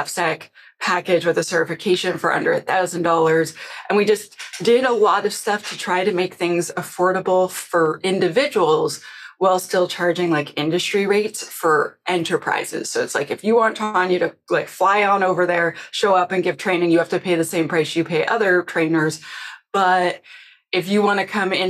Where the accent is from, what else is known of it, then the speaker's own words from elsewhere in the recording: Canada; I'm Canadian